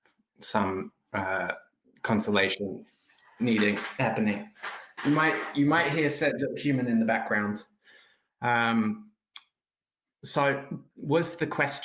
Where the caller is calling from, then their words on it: Melbourne, Victoria, Australia; I'm calling in from Nam, otherwise known as Melbourne